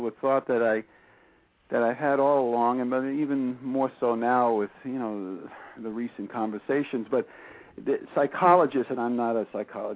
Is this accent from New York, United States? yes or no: yes; New York City, New York, United States; growing up in Brooklyn